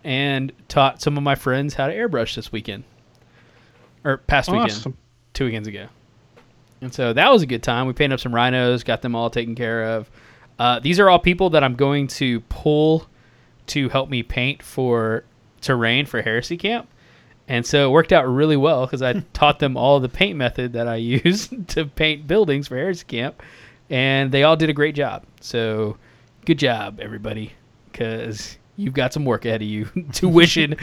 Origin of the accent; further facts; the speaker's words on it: Texas, United States; We're Texan